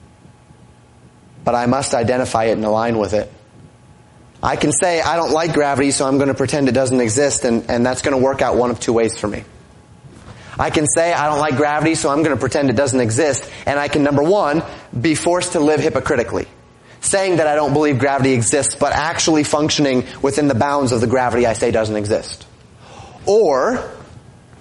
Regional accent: Colorado, United States; moved away as an adult; also born or lived in Florida; now in Minnesota, United States; I grew up in Colorado

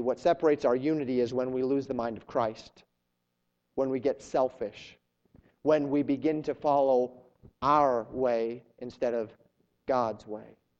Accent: Colorado, United States; moved away as an adult; also born or lived in Florida; I'm a Western guy. I grew up in Colorado.

